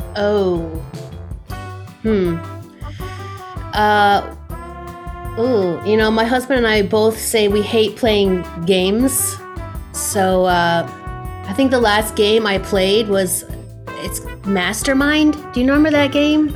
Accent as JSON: {"language": "English", "region": "Pennsylvania", "country": "United States", "tie": "born or raised there", "moved": "as an adult", "lives_now": "Buffalo, United States", "said": "I grew up in a very rural part of Pennsylvania, a couple hours away"}